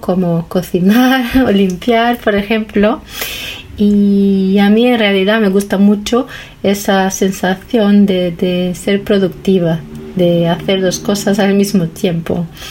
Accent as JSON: {"language": "Spanish", "country": "Brazil", "second_language": "Spanish", "said": "soy de Brasil"}